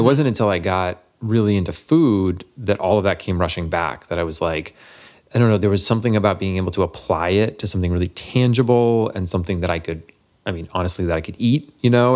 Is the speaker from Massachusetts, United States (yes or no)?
yes; Massachusetts, United States; moved away; I'm from Massachusetts originally